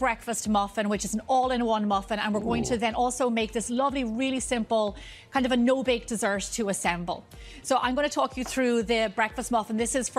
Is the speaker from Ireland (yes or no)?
yes; Ireland; I'm from Ireland